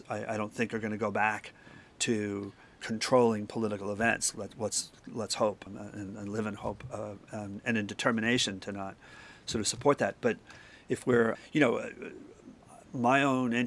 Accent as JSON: {"language": "English", "town": "New York City", "region": "New York", "country": "United States", "tie": "born or raised there", "said": "my parents, you know, raised us in middle-class Catholic Brooklyn"}